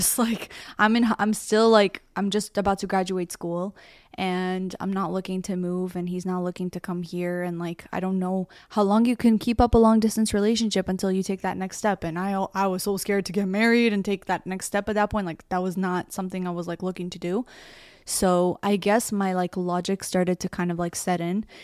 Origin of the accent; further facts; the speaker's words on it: Toronto, Ontario, Canada; I'm from Toronto, Canada